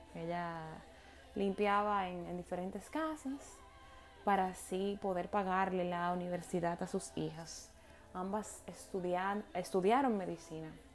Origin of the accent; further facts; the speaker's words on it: Dominican Republic; Las dos dominicanas coincidimos